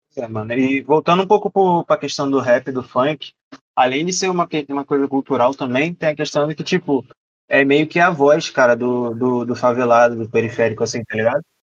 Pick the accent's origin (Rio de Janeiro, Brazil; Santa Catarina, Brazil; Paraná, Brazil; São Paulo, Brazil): Rio de Janeiro, Brazil; Nova Iguaçu; eu sou de Nova Iguaçu, sou da Baixada Fluminense aqui